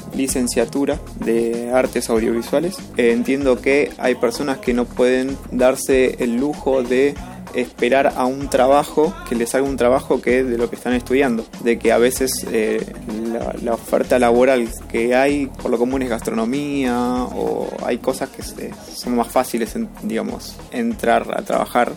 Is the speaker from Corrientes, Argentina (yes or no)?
no; Lanús, Buenos Aires Province, Argentina; soy del partido de Lanús, eh, Buenos Aires, Argentina.